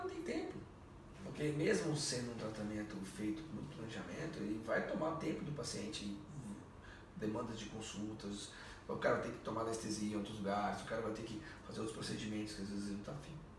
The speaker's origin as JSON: {"language": "Portuguese", "country": "Brazil", "said": "nós brasileiros"}